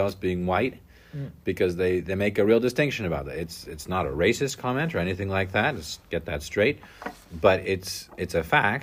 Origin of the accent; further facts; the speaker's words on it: United States; now in France; I'm American